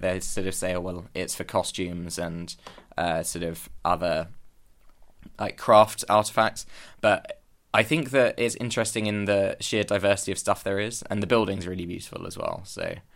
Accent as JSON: {"language": "English", "region": "London", "country": "United Kingdom", "moved": "as an adult", "lives_now": "Copenhagen, Denmark", "said": "I'm originally from London and I moved to Copenhagen in August to start my masters"}